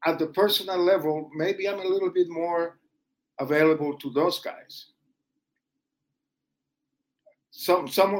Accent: Colombia; moved away; the guys that were born in my hometown, or guys that I briefly met back in Colombia

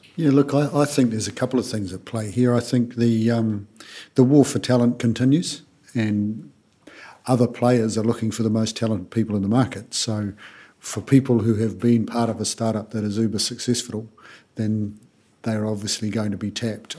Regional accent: New Zealand; moved away; I'm from New Zealand

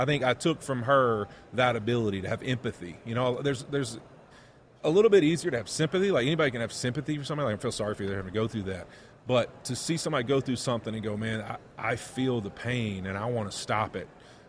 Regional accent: Monroe, Louisiana, United States; my hometown in Monroe, Louisiana, or West Monroe

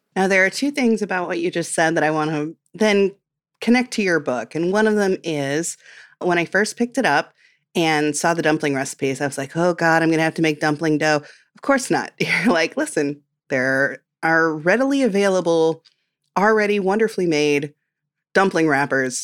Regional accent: Midwest, United States; I'm from the Midwest

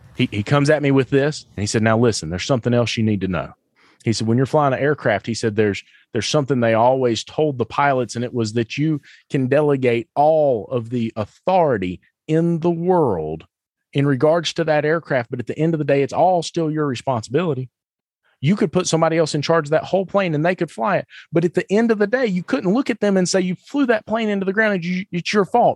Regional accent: the South, United States; I'm from the South.

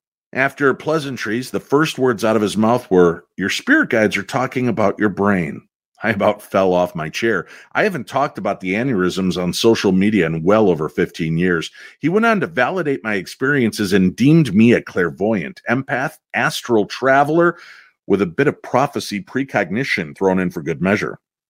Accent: Brooklyn, New York, United States; I was born in New York City, but we lived in a two-story brownstone in Brooklyn Heights.

